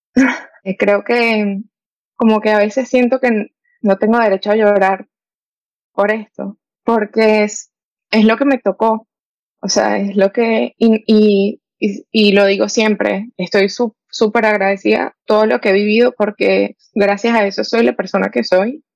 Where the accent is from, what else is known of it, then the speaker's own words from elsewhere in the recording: Venezuela; now in United States; soy venezolana, tengo 24 y ahorita vivo en Estados Unidos.